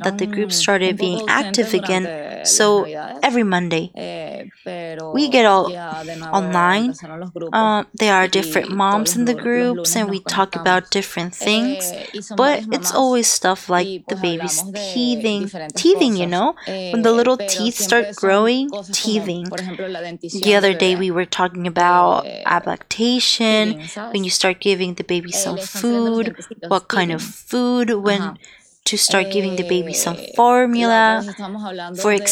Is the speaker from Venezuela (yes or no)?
yes; Venezuela; now in Humboldt County, United States; I'm from Venezuela